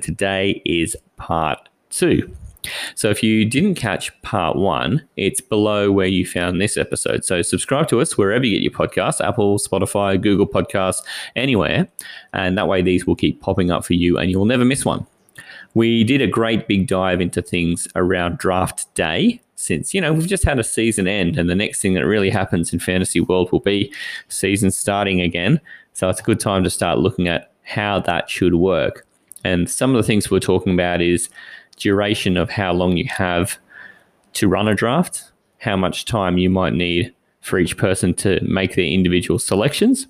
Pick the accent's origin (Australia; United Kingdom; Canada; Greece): Australia; we are 16 Aussie guys playing from Australia